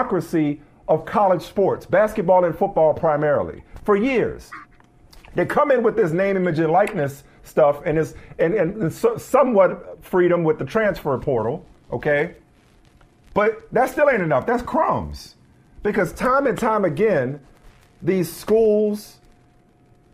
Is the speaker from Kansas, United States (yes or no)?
no; New Orleans, Louisiana, United States; I grew up in New Orleans